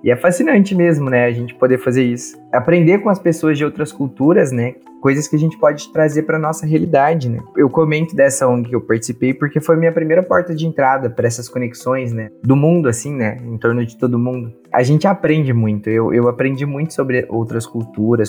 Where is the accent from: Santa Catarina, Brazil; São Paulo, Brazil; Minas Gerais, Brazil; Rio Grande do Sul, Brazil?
Minas Gerais, Brazil; moved away as an adult; now in Pelotas, Brazil; sou de Minas Gerais e agora estou morando aqui em Pelotas